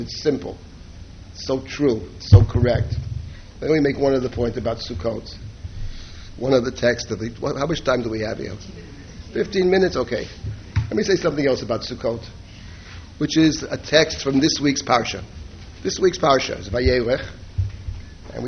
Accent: New York City, New York, United States; I grew up in Jackson Heights, Queens

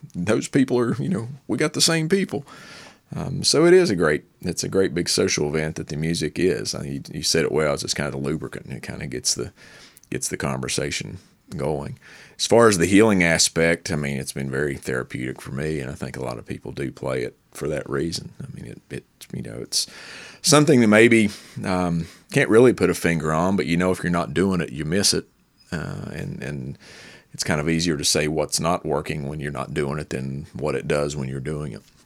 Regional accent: Logan, West Virginia, United States; also born or lived in Lincoln County, West Virginia; I grew up in Southern West Virginia in Logan, and I was in Lincoln County.

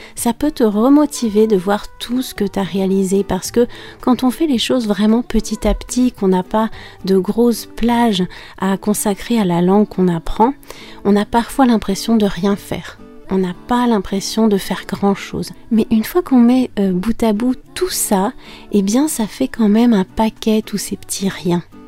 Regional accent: France; je suis française

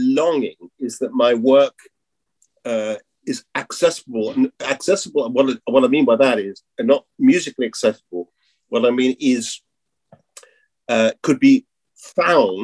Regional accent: England, United Kingdom; I'm an Englishman

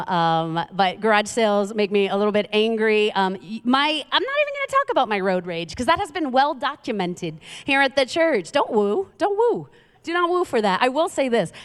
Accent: New York City, New York, United States; moved away; I'm from Queens, New York

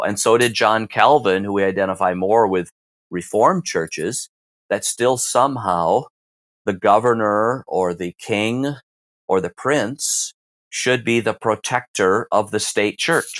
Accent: Western Michigan, United States; also born or lived in Greater Toronto Area, Ontario; now in Toronto, Canada; I was raised in Western Michigan. We're here in Ontario in the Greater Toronto area, so not the east side of the state of Michigan, the Detroit side, but the far side towards Lake Michigan, closer to Chicago.

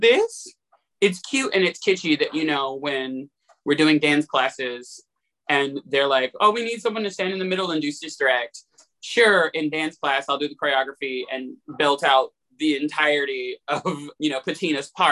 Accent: Atlanta, Georgia, United States; moved away as an adult; also born or lived in Pittsburgh; Because I'm from Atlanta, and you know, you live on the south side, the west side of Atlanta

